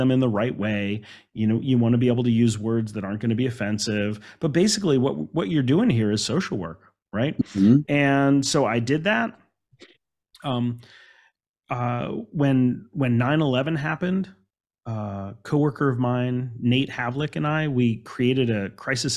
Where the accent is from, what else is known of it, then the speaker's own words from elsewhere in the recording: Alexandria, Virginia, United States; I grew up in Alexandria, Virginia